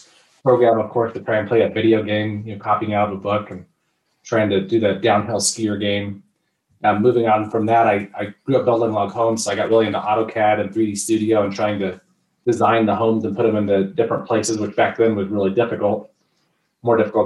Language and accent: English; Grand Lake, Colorado, United States; I'm from Grand Lake. I grew up in Grand County.